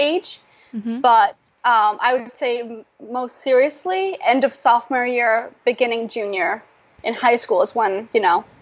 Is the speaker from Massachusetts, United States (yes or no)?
no; New York, United States; English is a second language; also born or lived in Russia; now in Washington, D.C., United States; I'm from New York.